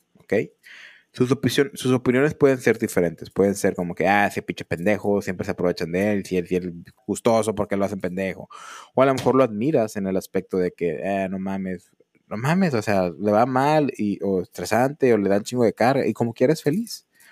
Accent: northern Mexico, Mexico; somos mexicanos del norte

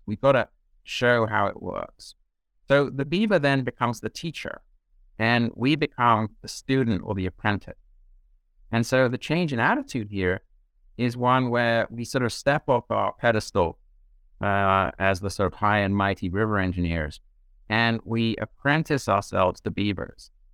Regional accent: southeast corner of England, White Cliffs area, South East England, United Kingdom; moved away; I grew up in England, uh, southeast corner of England on the coast, the kind of White Cliffs area

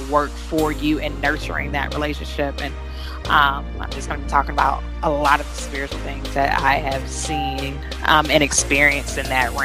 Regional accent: Georgia, United States; I grew up in Georgia, okay? So being in a southern state

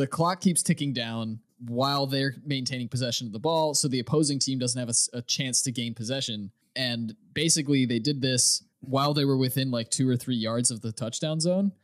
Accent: United States; I'm an American

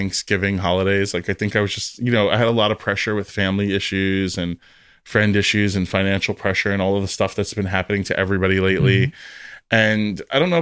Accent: Fort Lauderdale, Florida, United States; I grew up in Fort Lauderdale

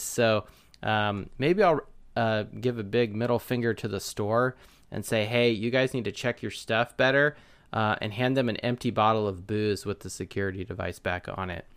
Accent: Southern California, United States; moved away; I'm originally from Southern California

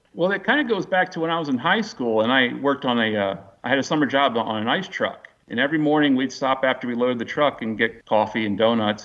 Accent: Baltimore, Maryland, United States; moved away as an adult; also born or lived in Silver Spring, Maryland / Miami, Florida / Tallahassee, Florida; now in East Tennessee, United States; I grew up in the uh, Baltimore Annapolis area.

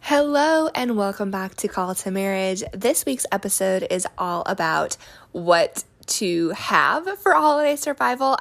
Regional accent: New Mexico, United States; when I was little growing up in New Mexico.

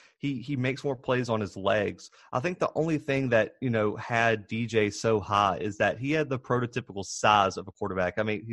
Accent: Southern Alabama, United States; I am from Southern Alabama.

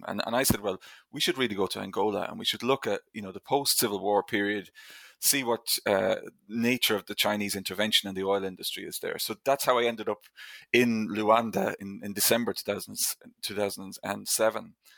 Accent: Ireland; I grew up in Ireland, obviously, in, in the nineteen eighties and nineteen nineties

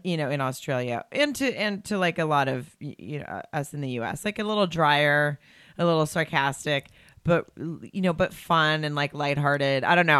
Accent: Farmington, Arkansas, United States; moved away as an adult; now in Los Angeles, United States; I grew up in Arkansas

